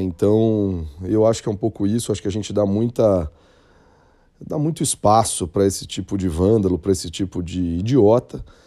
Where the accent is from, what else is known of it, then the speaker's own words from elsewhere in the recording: São Paulo, Brazil; como paulista que sou